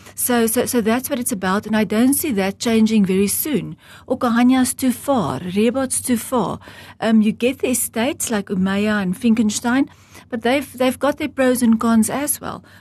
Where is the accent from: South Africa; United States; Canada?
South Africa; Heidelberg, Gauteng; now in Namibia; I was born in South Africa in the Old Transvaal in Heidelberg, a very small farming community, and I grew up on a farm.